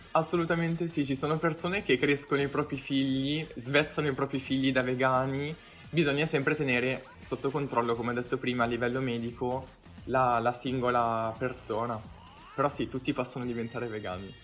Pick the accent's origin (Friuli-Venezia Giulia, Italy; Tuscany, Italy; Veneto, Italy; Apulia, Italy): Apulia, Italy; io sono pugliese